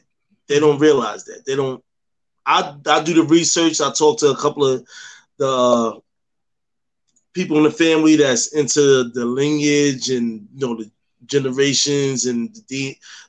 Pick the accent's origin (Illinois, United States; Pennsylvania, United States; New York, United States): New York, United States; with me growing up in New York and carrying on the tradition of having, you know, raised by these Southerners